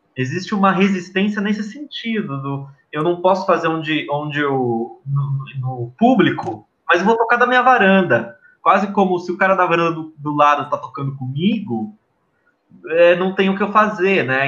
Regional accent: ABC Paulista, São Paulo, Brazil; a gente é do ABC, meu avô uh, participou das greves do ABC

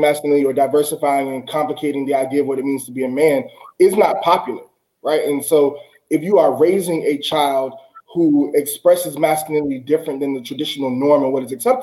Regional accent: the South, United States; I grew up in the South

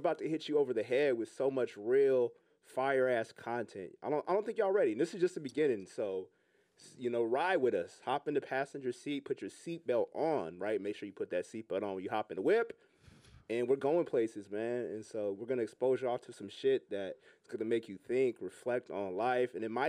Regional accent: Los Angeles, California, United States; now in New York, United States; And I'm from Southern California, L.A. So, you know, for me, a West Coast dude

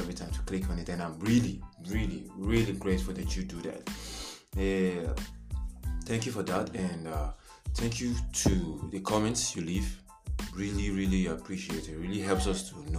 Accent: Nigeria; I am a Nigerian

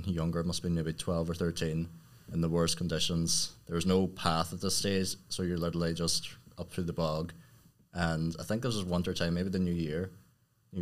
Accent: County Tyrone, Northern Ireland, United Kingdom; I'm from Tyrone

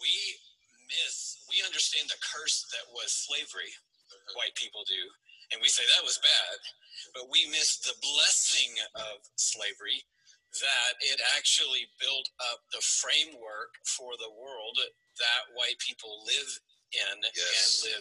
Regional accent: Atlanta, Georgia, United States; grow up in Atlanta.

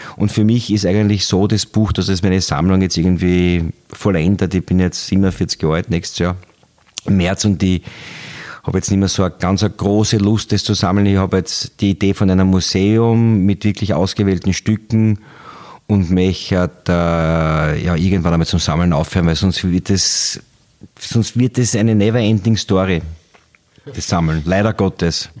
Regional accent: Styria, Austria; ich bin aus der Steiermark

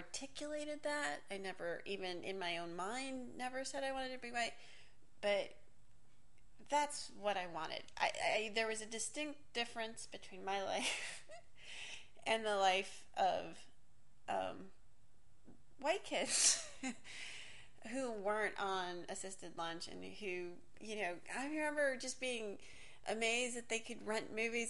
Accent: Miami, Florida, United States; first language English; also born or lived in New York / Hialeah; I was born in New York. Don't really remember much about that period of time. I feel like I grew up in Miami.

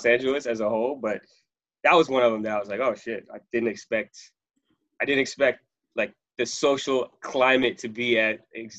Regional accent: Trinidad & Tobago; I'm from Trinidad.

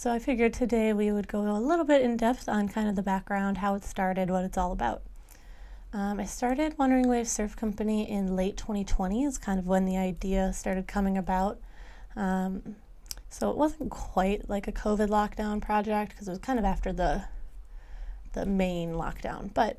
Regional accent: Lake Michigan, Midwest, United States; I've also grown up working and living on Lake Michigan

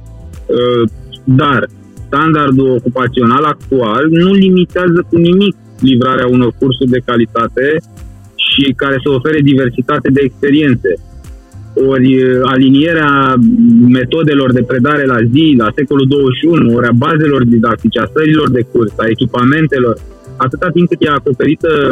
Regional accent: Satu Mare, Satu Mare County, Romania; eu sunt din Ardealul extrem, din satul mare

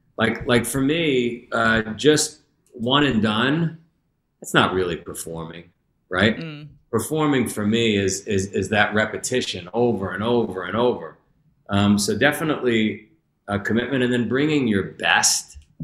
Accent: New York, United States; I grew up, if you ever saw the movie Goodfellas, I grew up in Ground Zero for that.

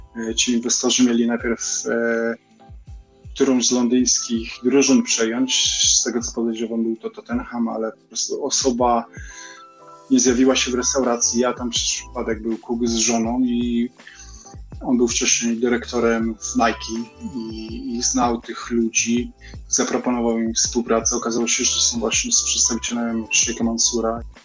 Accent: Poland; now in England; jestem z Polski

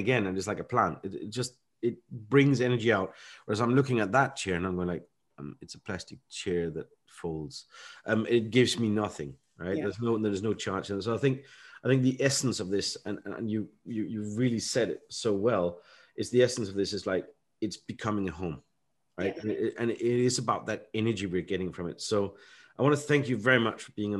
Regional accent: Denmark; moved away as an adult; now in United Kingdom; I grew up in Denmark

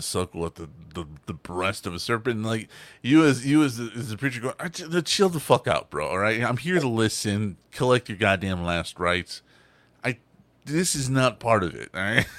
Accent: Texas, United States; I'm from Texas

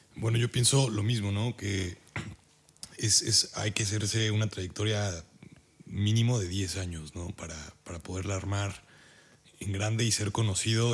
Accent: Puebla, Mexico; moved away as an adult; now in Germany; yo soy de Puebla, de México

